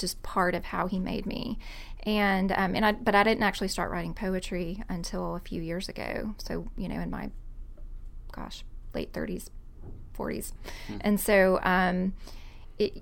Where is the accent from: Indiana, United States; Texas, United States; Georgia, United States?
Georgia, United States; College Park; my hometown, College Park, Georgia